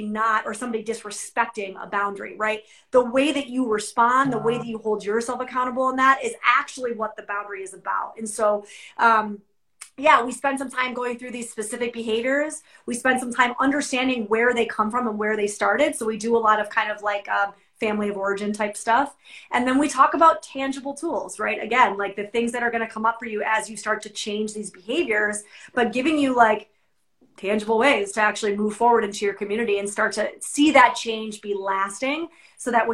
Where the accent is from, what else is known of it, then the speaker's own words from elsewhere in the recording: New York, United States; I'm a New Yorker